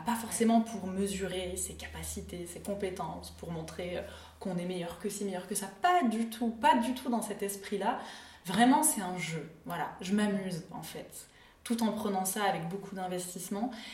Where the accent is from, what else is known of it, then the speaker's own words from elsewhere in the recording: Clermont-Ferrand, Auvergne-Rhône-Alpes, France; J'ai grandi, euh, à Clermont-Ferrand.